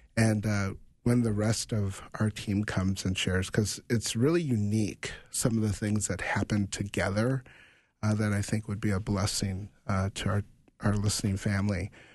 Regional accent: United States; as a African American um, growing up in America

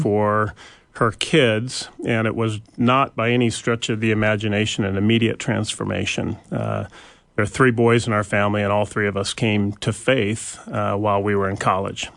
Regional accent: Bellingham, Washington, United States; moved away; we grew up in the Pacific Northwest, a little town of not so little anymore, but Bellingham, Washington

